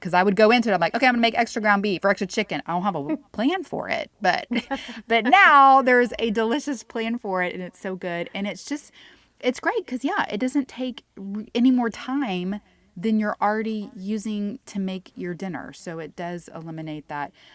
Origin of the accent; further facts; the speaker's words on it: Houston, Texas, United States; moved away as an adult; now in Sonora, United States; I'm originally from Houston